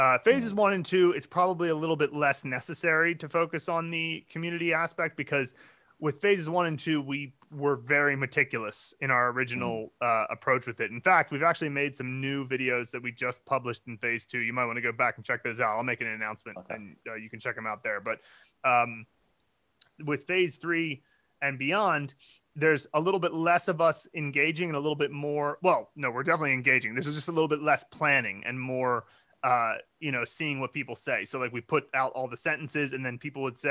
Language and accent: English; United States; I'm from the States